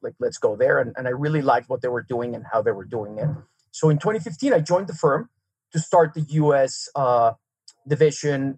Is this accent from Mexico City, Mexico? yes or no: yes; Mexico City, Mexico; first language Serbian; English is a second language; moved away as an adult; also born or lived in Serbia / New York City; now in Park City, United States; I grew up in Mexico City went to school there, uh, you know, high school through college, started working my working career